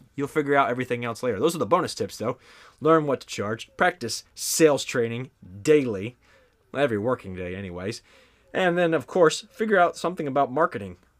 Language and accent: English; the South, United States; I am from the South